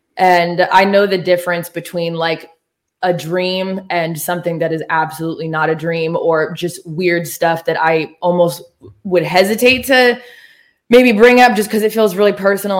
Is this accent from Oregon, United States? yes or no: yes; Oregon, United States; moved away as an adult; also born or lived in Los Angeles, California; now in Nashville, United States; I'm from Oregon